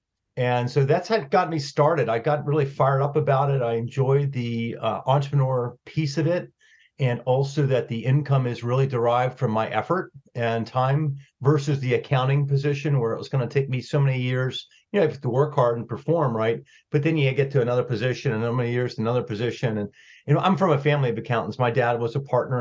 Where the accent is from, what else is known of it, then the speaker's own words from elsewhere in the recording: Pittsburgh, Pennsylvania, United States; moved away as an adult; also born or lived in Washington, D.C.; I actually born and raised in Pittsburgh